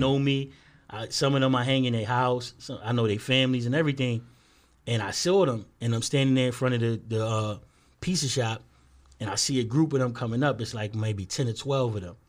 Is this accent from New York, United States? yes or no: yes; New York City, New York, United States; we from two twenty-four from Bronxwood